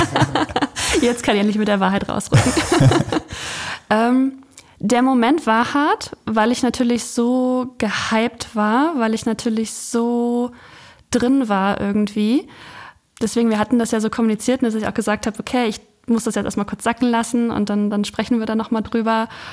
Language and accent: German; Ueckermünde, Mecklenburg-Vorpommern, Germany; Also ich komme von der Küste.